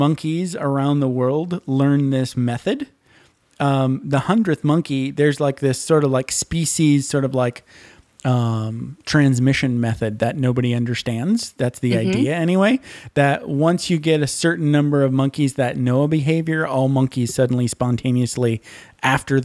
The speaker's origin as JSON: {"language": "English", "region": "Michigan", "country": "United States", "said": "I'm from Michigan."}